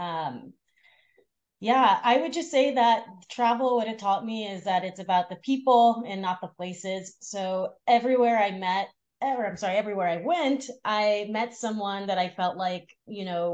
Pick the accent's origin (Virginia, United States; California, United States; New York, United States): California, United States; Los Angeles; grew up in Los Angeles in the San Fernando Valley. So Valley girl.